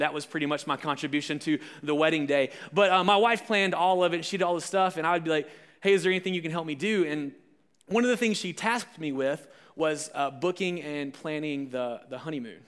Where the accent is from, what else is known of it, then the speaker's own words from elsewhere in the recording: Alabama, United States; I'm from Alabama